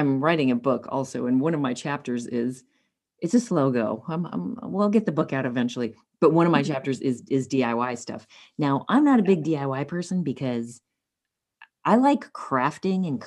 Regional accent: Southern California, United States; I do live in Southern California, grew up here

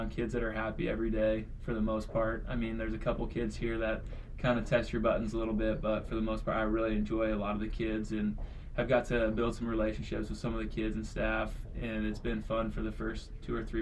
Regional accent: Urbana, Nebraska, United States; also born or lived in Spain / Denmark; I grew up in Urbana, like 30 minutes away from here.

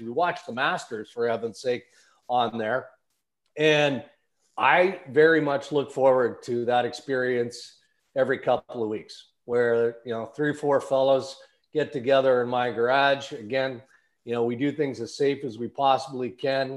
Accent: McNutt, Saskatchewan, Canada; moved away as an adult; also born or lived in Langenburg, Saskatchewan / Brandon, Manitoba / Winnipeg, Manitoba; now in Toronto, Canada; I grew up in Western Canada

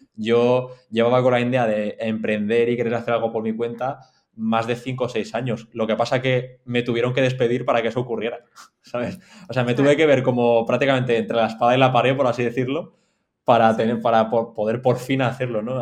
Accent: Mallorca, Balearic Islands, Spain; also born or lived in Madrid; estoy en Mallorca ahora mismo, soy de Mallorca, una isla en la costa este de España

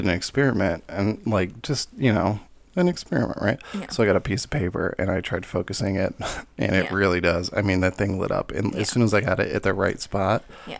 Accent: United States; to us stupid Americans.

